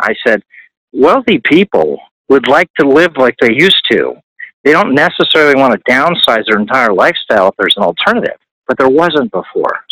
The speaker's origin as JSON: {"language": "English", "town": "New Canaan", "region": "Connecticut", "country": "United States", "tie": "born or raised there", "also_born_or_lived": "Virginia / Florida / Arizona", "moved": "as an adult", "lives_now": "Southern California, United States", "said": "I ended up growing up in New Canaan, Connecticut, very corporate family"}